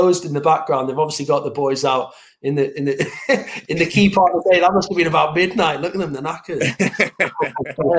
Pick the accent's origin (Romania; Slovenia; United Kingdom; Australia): United Kingdom; Northeast, North East England; I'm a Geordie and I'm from the Northeast